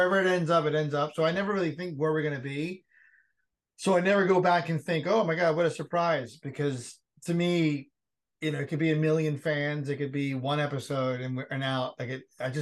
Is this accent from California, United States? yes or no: no; New York City, New York, United States; moved away; also born or lived in Cincinnati; we grew up in the Bronx and we just didn't have a lot of money